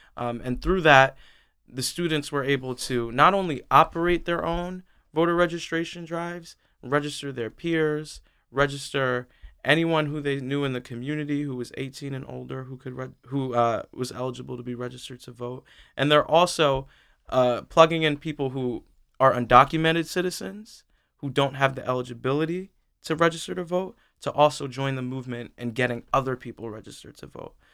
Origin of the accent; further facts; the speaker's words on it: New York City, New York, United States; now in Delaware, United States; I was born in Brooklyn, New York. I'm not from Delaware. Um, in Sunset Park, Brooklyn, a tight-knit neighborhood, uh, with Black people, Latino people, um, and just growing up in a time where I saw gentrification